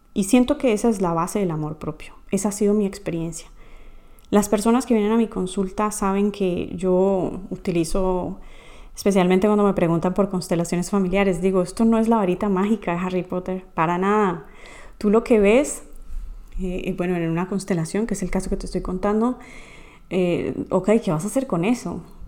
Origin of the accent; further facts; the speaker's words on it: Colombia; moved away; mi país natal, Colombia